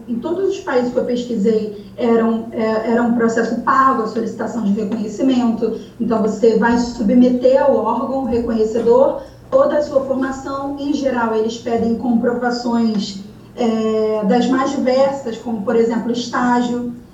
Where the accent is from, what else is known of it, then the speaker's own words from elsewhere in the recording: Brazil; moved away as an adult; now in Ireland; nós brasileiros